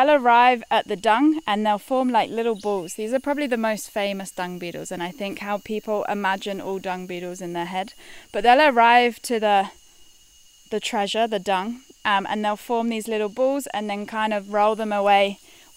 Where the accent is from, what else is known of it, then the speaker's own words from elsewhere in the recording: United Kingdom; moved away as an adult; now in Costa Rica; being British